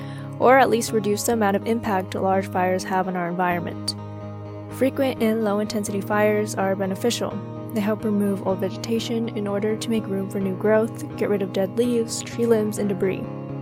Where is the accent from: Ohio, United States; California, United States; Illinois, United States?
California, United States; now in Santa Cruz, United States; So I am from California, but have not heard of prescribed fires until I moved here.